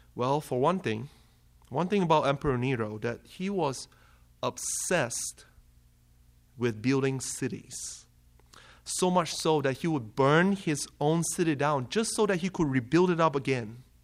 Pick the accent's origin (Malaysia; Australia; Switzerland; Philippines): Malaysia; moved away as an adult; now in Kalamazoo, United States; I am from Malaysia. So if you haven't caught the accent